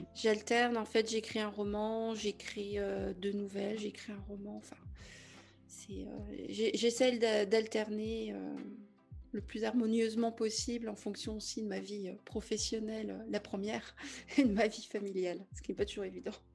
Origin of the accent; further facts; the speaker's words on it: Brittany, France; je suis bretonne.